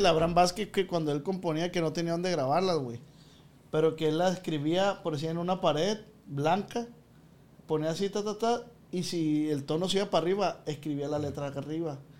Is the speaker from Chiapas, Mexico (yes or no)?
no; Michoacán, Mexico; mi estado Michoacán